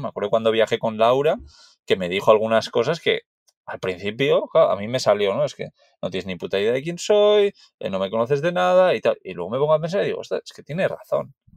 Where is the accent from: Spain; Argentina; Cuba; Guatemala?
Spain; Basque Country; yo soy de Euskadi